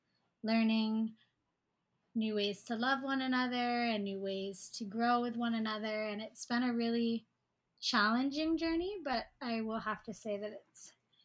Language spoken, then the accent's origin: English; Hawaii, United States; I live on Oahu. I was born and raised in Hawaii.